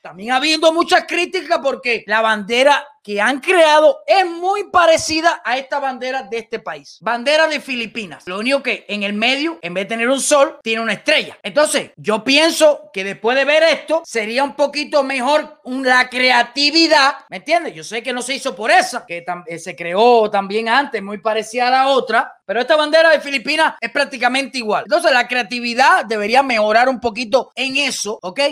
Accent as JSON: {"language": "Spanish", "country": "Cuba"}